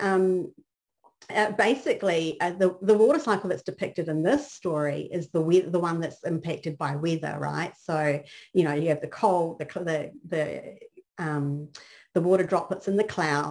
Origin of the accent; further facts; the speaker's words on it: New Zealand; now in Texas, United States; the context that I grew up in was in New Zealand